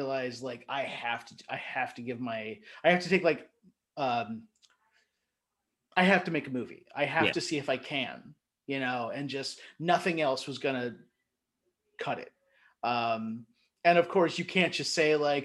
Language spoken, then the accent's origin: English; Erlanger, Kentucky, United States; growing up in Northern Kentucky